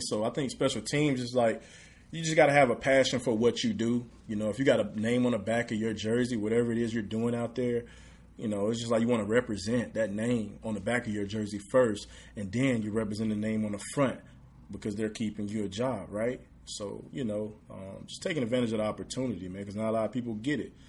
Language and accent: English; Redwater, Texas, United States; moved away as an adult; also born or lived in Texarkana, Arkansas; now in Houston, United States; Where I'm from is Redwater, Texas. Um, population about a thousand and nineteen people, literally in the woods, one stoplight